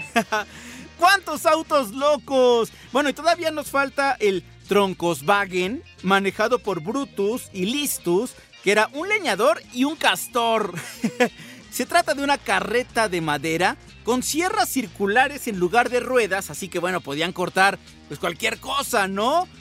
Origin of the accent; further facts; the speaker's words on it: Mexico; Ya, ya saben cómo somos aquí en México